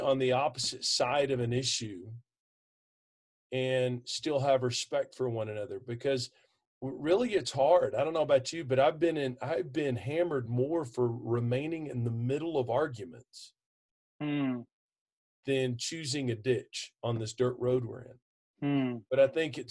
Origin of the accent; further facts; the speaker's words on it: Texas, United States; I'm from Texas